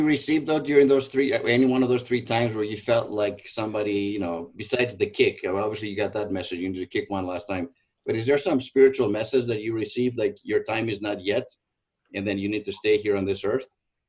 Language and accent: English; Southern California, United States; also born or lived in Greece; I'm from Greece, obviously. Grew up in Southern California on the water.